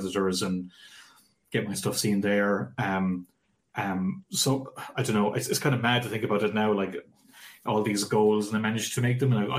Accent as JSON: {"language": "English", "country": "Ireland", "said": "I'm away from Ireland"}